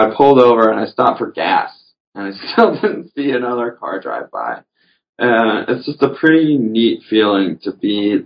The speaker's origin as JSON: {"language": "English", "region": "the South", "country": "United States", "tie": "born or raised there", "said": "I grew up in the South fishing, you know, with worms for bass and panfish"}